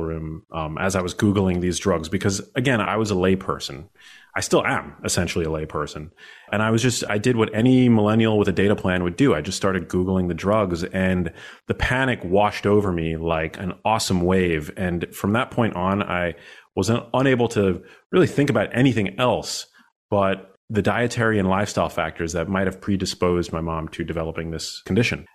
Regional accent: New York City, New York, United States; I'm born and raised in New York City.

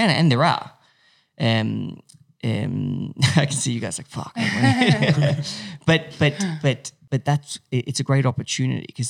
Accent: France; now in Australia; I grew up in France

